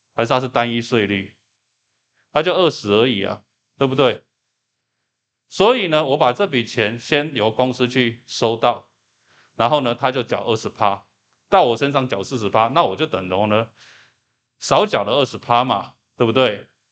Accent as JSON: {"language": "Chinese", "country": "Taiwan", "said": "我们台湾人理解阴阳合同就叫做说"}